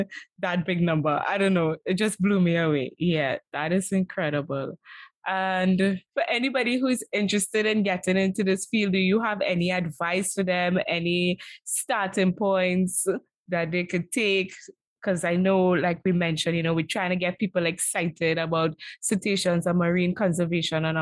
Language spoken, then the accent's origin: English; Trinidad & Tobago; growing up in Trinidad and Tobago